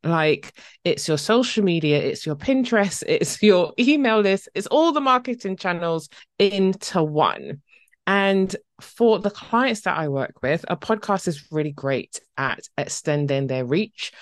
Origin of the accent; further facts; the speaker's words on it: Barbados; now in Essex, United Kingdom; originally from the lovely island Barbados in the Caribbean, but now living in the U K